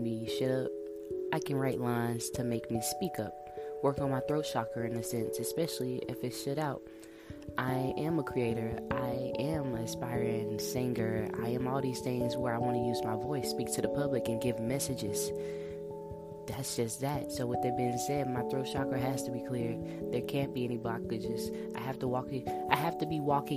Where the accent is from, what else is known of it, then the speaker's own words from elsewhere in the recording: Monroe, Louisiana, United States; now in Texas, United States; I come from Monroe, Louisiana, and I live in Texas right now.